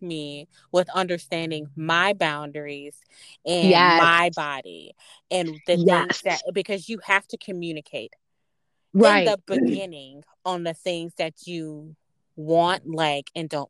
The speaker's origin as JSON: {"language": "English", "region": "the South", "country": "United States", "tie": "born or raised there", "said": "I was born and raised in the South"}